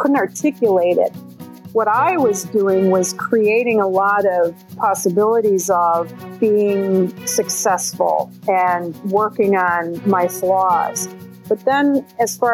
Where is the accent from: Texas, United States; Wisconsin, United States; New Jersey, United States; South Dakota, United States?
Wisconsin, United States; Milwaukee; also born or lived in central Illinois; now in Illinois, United States; I was born in Milwaukee County, Wisconsin